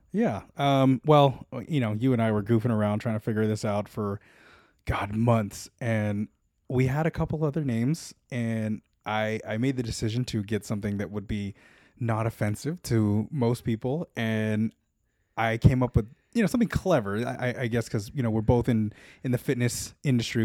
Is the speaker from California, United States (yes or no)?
yes; Los Angeles, California, United States; I am a born and bred Los Angelino